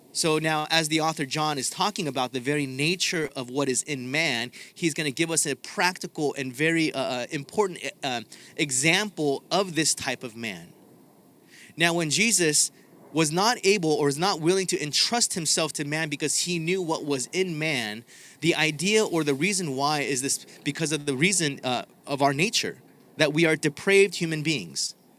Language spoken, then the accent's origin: English; Southern California, United States; I'm from Southern California